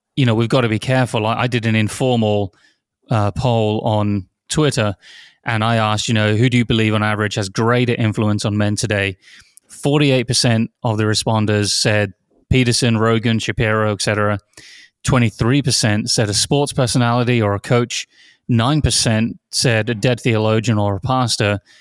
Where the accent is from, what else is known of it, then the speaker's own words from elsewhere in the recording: near Oxford, South East England, United Kingdom; moved away; I grew up near Oxford